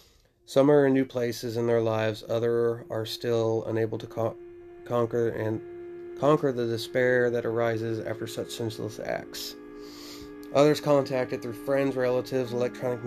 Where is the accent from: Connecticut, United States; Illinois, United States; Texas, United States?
Texas, United States; Daisetta; as a kid when I grew up in Days Out of Texas